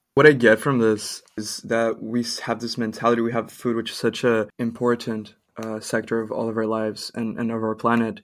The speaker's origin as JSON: {"language": "English", "country": "Brazil", "moved": "yes", "lives_now": "Canada", "said": "I'm from Brazil"}